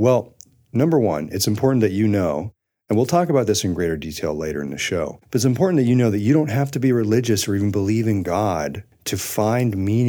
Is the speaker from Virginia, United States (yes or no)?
no; Colorado, United States; I'm from Colorado.